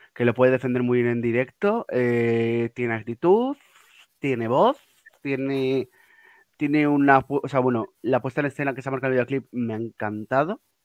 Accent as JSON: {"language": "Spanish", "town": "Pamplona", "region": "Navarre", "country": "Spain", "said": "yo soy de Pamplona"}